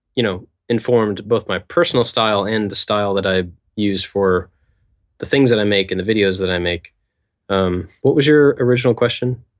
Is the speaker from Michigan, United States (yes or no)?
no; Kentucky, United States; moved away; growing up in Kentucky